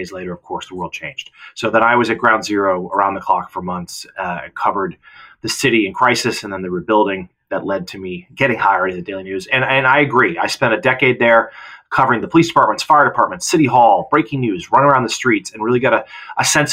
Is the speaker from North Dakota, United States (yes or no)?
no; Lowell, Massachusetts, United States; Lowell, my hometown. It's in Lawrence, Massachusetts